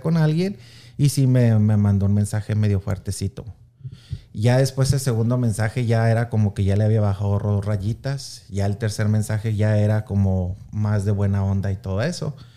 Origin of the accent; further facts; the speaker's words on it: Anáhuac, Chihuahua, Mexico; now in Kansas City, United States; soy originario orgullosamente de Anahuac, Chihuahua.